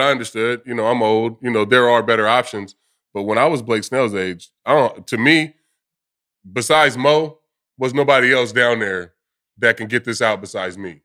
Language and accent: English; California, United States; moved away; Growing up in California